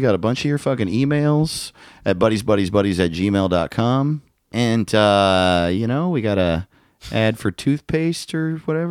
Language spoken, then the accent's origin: English; Iowa City, Iowa, United States; now in Nottingham, United Kingdom; I grew up in Iowa City, but recently moved outside London. Nottingham. I live in Nottingham now.